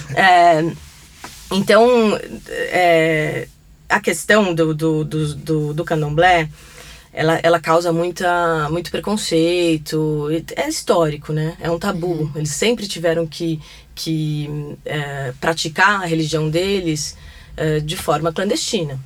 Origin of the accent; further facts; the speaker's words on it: Brazil; eu sou brasileira